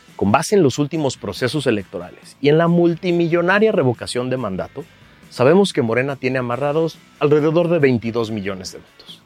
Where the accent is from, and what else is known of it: Mexico